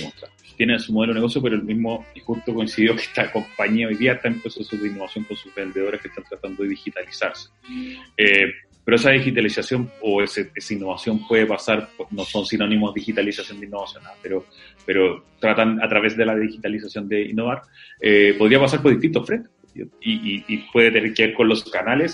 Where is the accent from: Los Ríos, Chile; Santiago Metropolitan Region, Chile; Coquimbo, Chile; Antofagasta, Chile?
Antofagasta, Chile; moved away; soy antofagastino